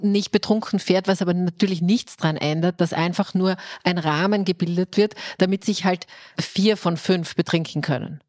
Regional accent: Styria, Austria; now in Vienna, Austria; ich bin als Steirerin nach Wien gekommen

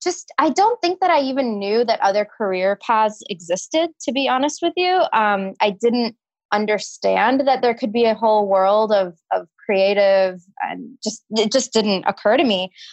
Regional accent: Houston, Texas, United States; moved away as an adult; also born or lived in New York; growing up in Houston

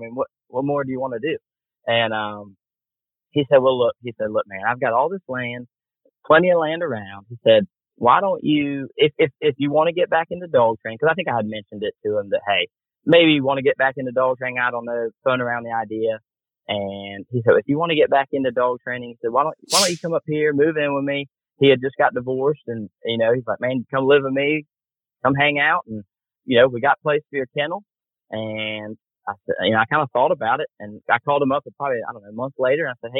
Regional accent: Warrington, Georgia, United States; born there; I was born in Warrington, and he lived in Warrington, Georgia.

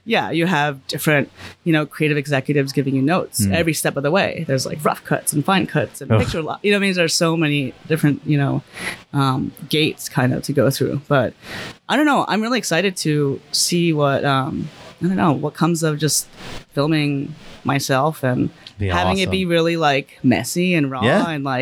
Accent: New York City, New York, United States; I grew up in Brooklyn

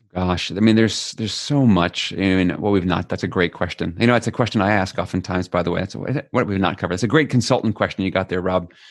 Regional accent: New York City, New York, United States; moved away as an adult; now in Netherlands; I'm an American born in New York City

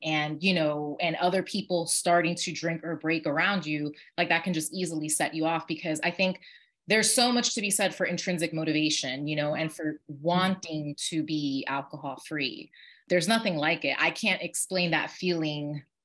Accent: New York, United States; I was born and raised in New York

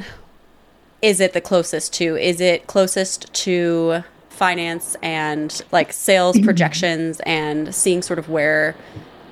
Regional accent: Long Island, New York, United States; I've grown up on Long Island, so I'm a New Yorker through and through

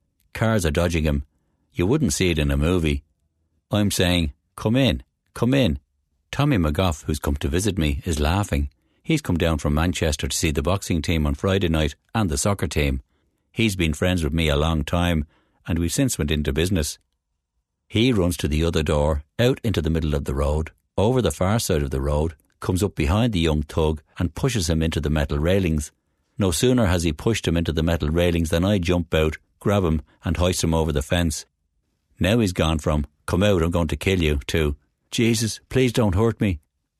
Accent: Dublin, Leinster, Ireland; moved away as an adult; also born or lived in United States; now in England; I'm from Dublin as well.

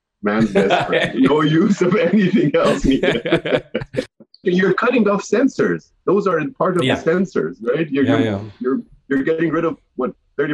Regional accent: Iran; moved away as an adult; this was the early days when I was coming from Iran.

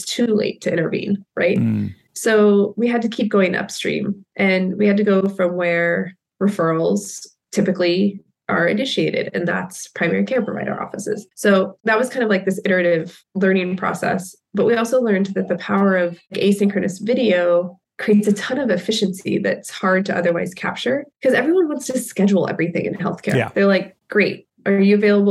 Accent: Kansas, United States; I grew up in Kansas

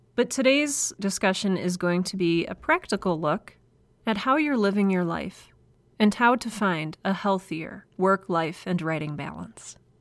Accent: United States; accent: American; I am an American.

